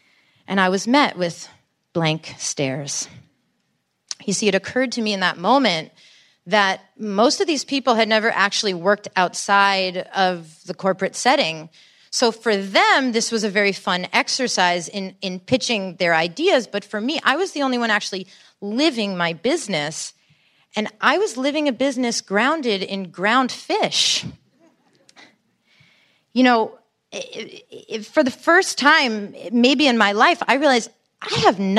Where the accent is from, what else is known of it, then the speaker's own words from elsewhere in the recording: New York, United States; You see, growing up in Bridge and Tunnel, Long Island, I was the kind of kid who could hang out with the jocks or with the potheads or with the debate club nerds.